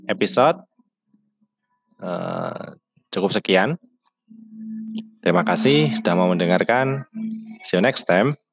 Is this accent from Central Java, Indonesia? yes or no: yes; Todanan, Central Java, Indonesia; born there; Eh, sebelumnya perkenalkan dulu … Eh, saya lahir di Blora, tepatnya di di Todanan lah, ya desa pelosok pokoknya saya lahir di desa.